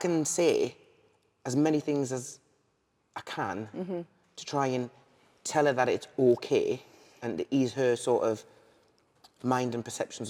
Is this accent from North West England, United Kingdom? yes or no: yes; Liverpool, North West England, United Kingdom; because I'm actually a Scouser, which you would never know.